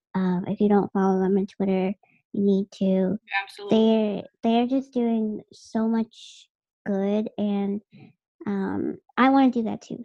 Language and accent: English; Boston, Massachusetts, United States; born and raised in Massachusetts and or Boston specifically. Dorchester, like you want to get real. Yeah, I'm from Dorchester